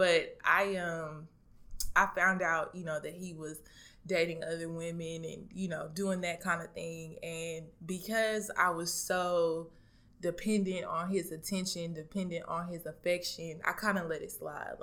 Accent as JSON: {"language": "English", "town": "Dallas", "region": "Texas", "country": "United States", "moved": "yes", "said": "originally I'm from Dallas, Texas"}